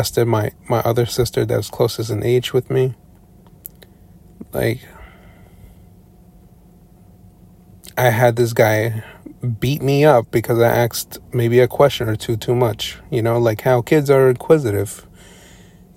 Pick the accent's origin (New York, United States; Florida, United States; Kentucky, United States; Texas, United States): New York, United States; Long Island; I was born and raised in New York, specifically Long Island, New York